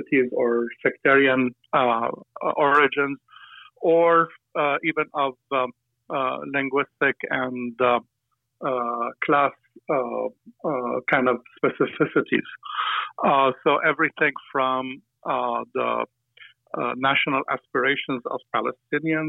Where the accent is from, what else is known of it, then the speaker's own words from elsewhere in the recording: Aleppo, Aleppo Governorate, Syria; I come from a family in Aleppo